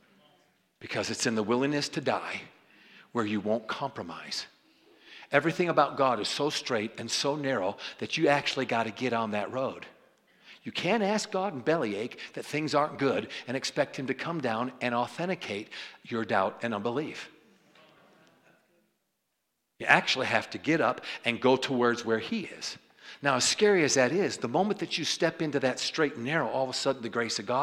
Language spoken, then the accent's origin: English; New York, United States; I didn't know this as a New Yorker. We're actually, you know, short on time growing up in New York